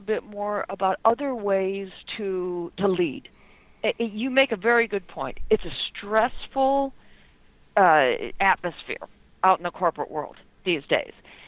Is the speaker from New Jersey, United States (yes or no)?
no; Detroit, Michigan, United States; I'm being from Detroit